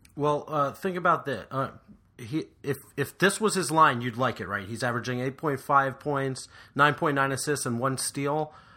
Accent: West Orange, New Jersey, United States; he's from my hometown. So shout out to West Orange, New Jersey

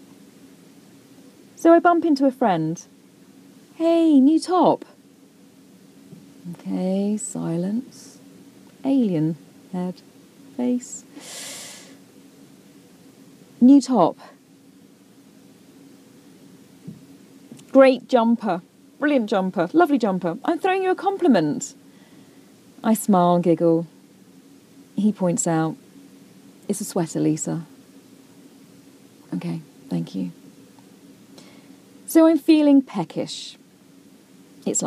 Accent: United Kingdom; moved away as an adult; now in United States; I am British

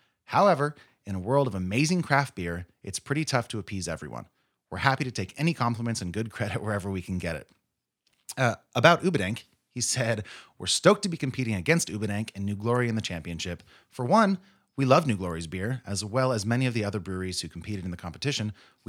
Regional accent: California, United States; Growing up in the Fall River Valley, this is one of the things my friends and I would look forward to each summer.

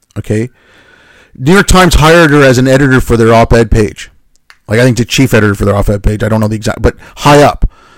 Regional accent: Montreal, Quebec, Canada; growing up in Montreal, yes, that has, you know, me being called a Paki, you know, now and then when I was a kid, yes, that does inform my worldview.

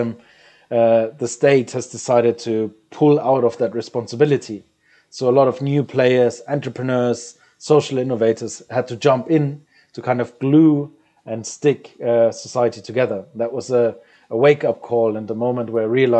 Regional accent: Germany; moved away as an adult; as a German national being abroad

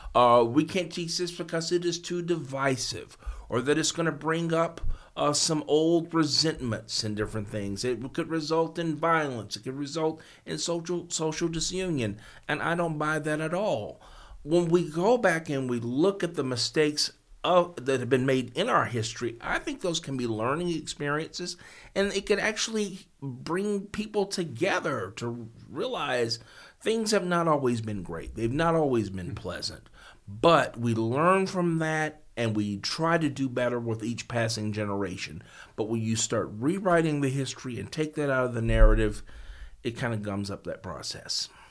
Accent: South Fulton, Tennessee, United States; I was born in Fulton, but I was raised in South Fulton

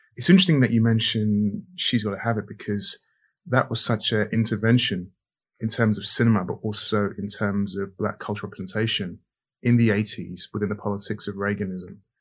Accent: London, United Kingdom; as a young child growing up in Brent in Northwest London

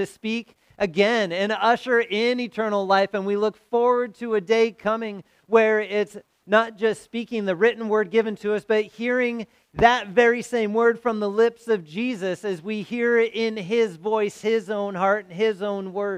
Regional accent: Southern California, United States; also born or lived in St. Louis; Growing up in Southern California

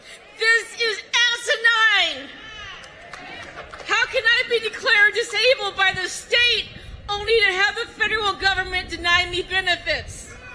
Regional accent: Minnesota, United States; I'm from Minnesota.

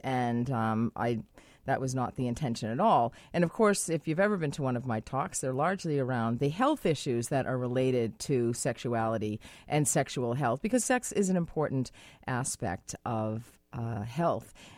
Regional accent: United States; now in Vancouver, Canada; I am American.

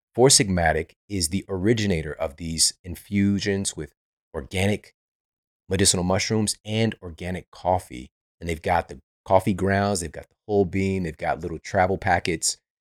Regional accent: St. Louis, Missouri, United States; moved away; I'm from Saint Louis

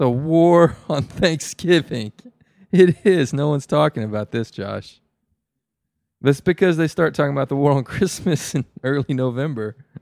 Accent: the South, United States; As a Southerner

